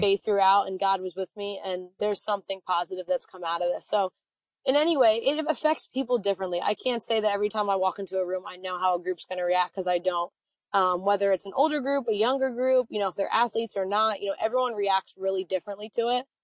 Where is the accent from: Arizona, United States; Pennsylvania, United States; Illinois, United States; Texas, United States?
Pennsylvania, United States; Reading; I'm from Reading, Pennsylvania, about an hour outside